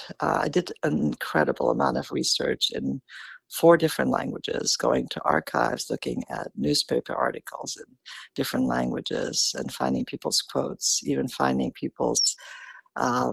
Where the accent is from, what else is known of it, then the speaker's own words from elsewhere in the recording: Karlovy Vary, Karlovy Vary Region, Czechia; moved away; Karlovy Vary, my hometown